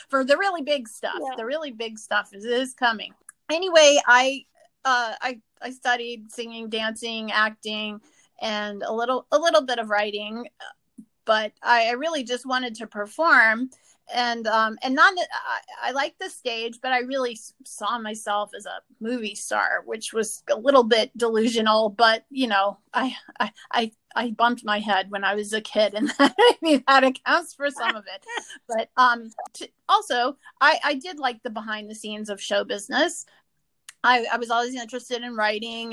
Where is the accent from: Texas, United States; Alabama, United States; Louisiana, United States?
Louisiana, United States; New Orleans; now in Los Angeles, United States; I was born in New Orleans, Louisiana, and I always felt a bit like a fish out of water there.